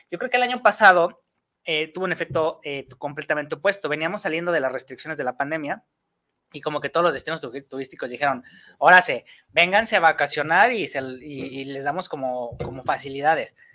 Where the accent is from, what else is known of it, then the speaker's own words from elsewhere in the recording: Mexico; hay un, mal hábito que tenemos como mexicanos para hacer las cosas